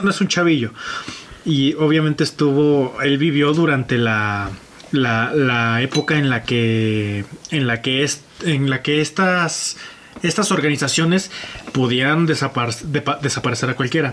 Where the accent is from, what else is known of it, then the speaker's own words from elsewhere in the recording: Mexico; aquí en mi país